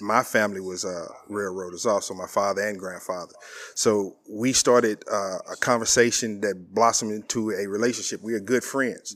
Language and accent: English; East St. Louis, Illinois, United States; moved away; also born or lived in Abilene; I'm from East Saint Louis, Illinois